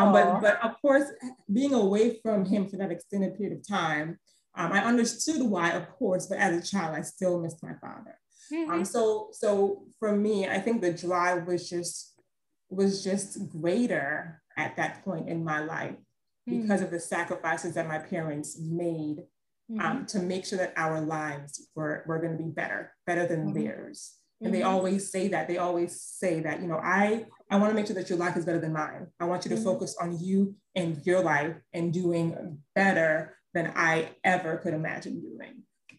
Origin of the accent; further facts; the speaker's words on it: New York, United States; born there; So I mentioned previously that I was born in New York, and, you know, as a child, I would visit every summer.